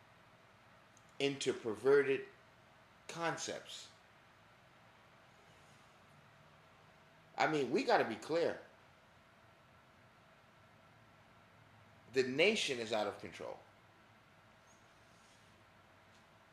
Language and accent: English; New York, United States; growing up in New York